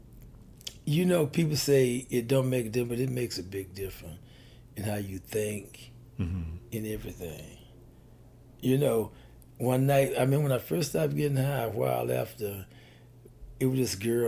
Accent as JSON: {"language": "English", "town": "Purvis", "region": "Mississippi", "country": "United States", "tie": "born or raised there", "moved": "yes", "said": "Down on the Gulf Coast of Mississippi, Gulfport, Hattiesburg area, in a little town called Purvis, Mississippi"}